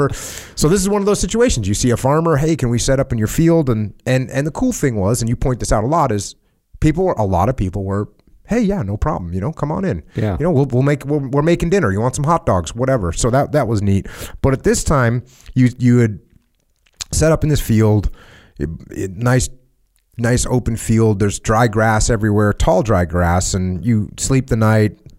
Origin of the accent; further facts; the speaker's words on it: Moosic, Pennsylvania, United States; also born or lived in Tacoma, Washington; The first decision was to leave Tacoma, Washington, the great Northwest, and relocate to my hometown of Moosic, Pennsylvania.